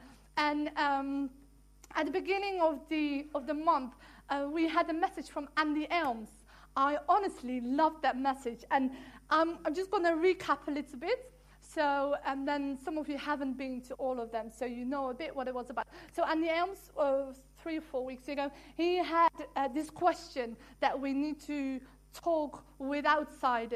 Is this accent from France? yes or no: no; Netherlands; English is a second language; moved away as an adult; also born or lived in England; now in Worthing, United Kingdom; I'm from Holland, so sometimes my English is fabulous, sometimes my English is 99%